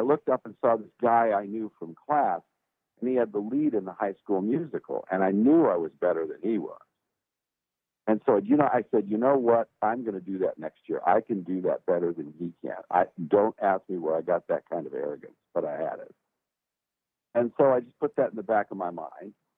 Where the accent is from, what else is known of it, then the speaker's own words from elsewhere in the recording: Los Angeles, California, United States; now in Nashville, United States; I was from the port of Los Angeles, a town called San Pedro, and that's where I was born and raised